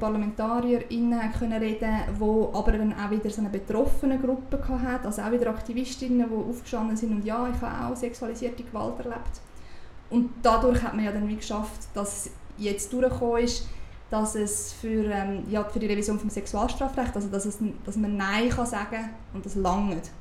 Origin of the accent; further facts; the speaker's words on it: Uri, Switzerland; now in Zurich, Switzerland; Ich bin im Kanton Uri aufgewachsen